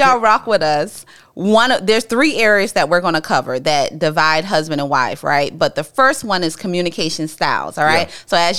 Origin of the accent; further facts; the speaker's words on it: Charleston, South Carolina, United States; we from the hood, right? And so, and, you know, and growing up in the Geechee Gullah culture, that's where we're from.